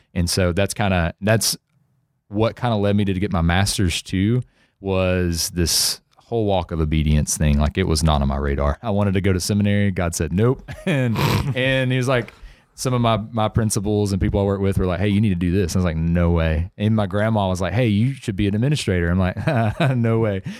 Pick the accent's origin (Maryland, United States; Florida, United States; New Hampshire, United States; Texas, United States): Texas, United States; Center; also born or lived in Nacogdoches, Texas; I lived my whole life in, uh, c, in Center